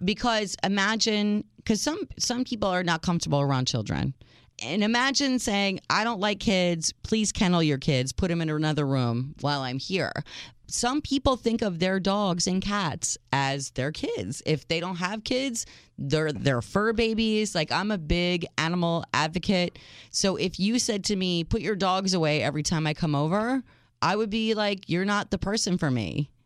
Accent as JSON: {"language": "English", "town": "Minneapolis", "region": "Minnesota", "country": "United States", "tie": "born or raised there", "said": "I grew up in Minneapolis"}